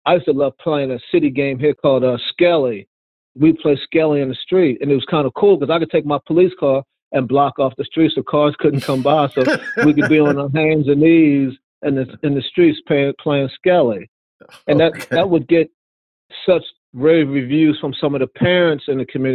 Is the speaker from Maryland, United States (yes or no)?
yes; Baltimore, Maryland, United States; I'm from Baltimore. Yeah, I'm black, I'm a cop, but I'm from Baltimore. I know what it's like in these communities. I grew up in the communities myself